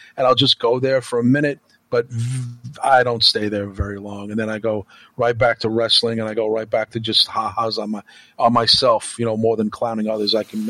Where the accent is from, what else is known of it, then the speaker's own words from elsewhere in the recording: New York, United States; We're both Italian, we're both Catholic, we're both from New York.